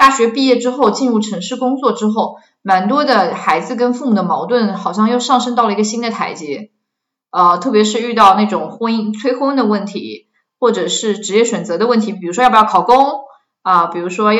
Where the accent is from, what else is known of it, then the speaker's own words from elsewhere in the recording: China; 我自己作为一个中国文化背景下成长的咨询师。